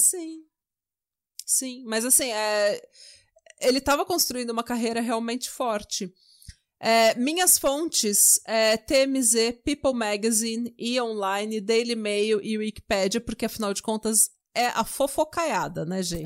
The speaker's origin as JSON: {"language": "Portuguese", "region": "São Paulo", "country": "Brazil", "tie": "born or raised there", "moved": "as an adult", "lives_now": "Norway", "said": "eu já nasci na Vila São José, sabe? Pegava o Jabaquara lotado até a Estação Consolação"}